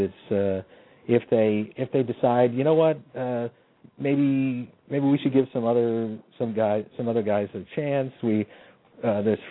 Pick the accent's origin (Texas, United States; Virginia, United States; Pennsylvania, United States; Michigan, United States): Pennsylvania, United States; Warminster; also born or lived in Philadelphia, Pennsylvania; I was from Warminster, Pennsylvania